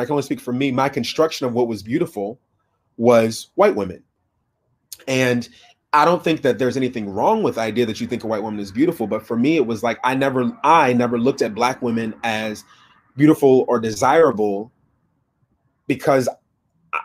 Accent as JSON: {"language": "English", "town": "Minneapolis", "region": "Minnesota", "country": "United States", "tie": "born or raised there", "also_born_or_lived": "Fargo, North Dakota", "said": "I grew up in Minnesota, Minneapolis, Minnesota."}